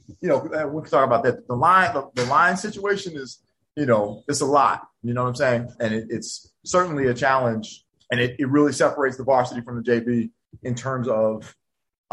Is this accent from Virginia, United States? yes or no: yes; Hampton, Virginia, United States; I grew up in Hampton. Okay. Like from sixth grade to college.